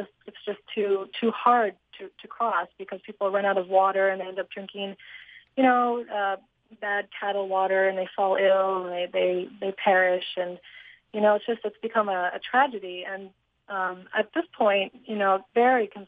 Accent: Northeast, United States; I'm from the Northeast

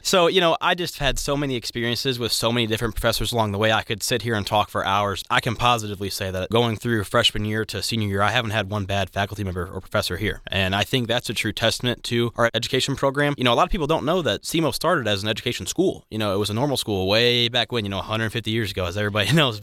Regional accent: Maryville, Illinois, United States; moved away as an adult; now in Cape Girardeau, United States; I'm from Maryville, Illinois. It's a somewhat small town, depending on where you're from, but I went to Collinsville High School

